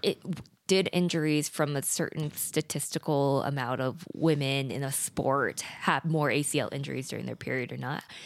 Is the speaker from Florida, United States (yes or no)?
no; Idaho, United States; moved away; also born or lived in South Korea; I was adopted from Korea at eight months old, and I grew up in the rural areas of Idaho on a dirt road